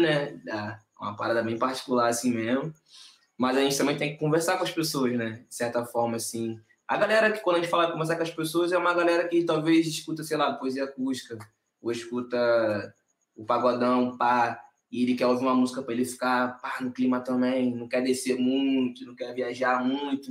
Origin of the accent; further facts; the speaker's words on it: Nova Iguaçu, Rio de Janeiro, Brazil; Nova Iguaçu, assim, que é o lugar que eu sou, não é a Baixada inteira, mas o lugar onde a gente se criou